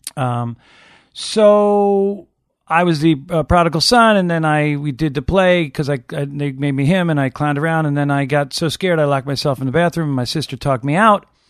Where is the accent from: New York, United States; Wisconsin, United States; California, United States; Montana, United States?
New York, United States; Long Island; growing up on Long Island